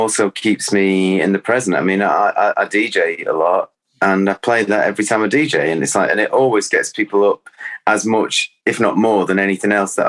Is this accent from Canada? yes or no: no; Cheshire, North West England, United Kingdom; also born or lived in Salford; I was born in Salford. You know, I always felt that you know, that's where my soul is, but I grew up in Cheshire, which is, it was like 21 miles away from the city centre of Manchester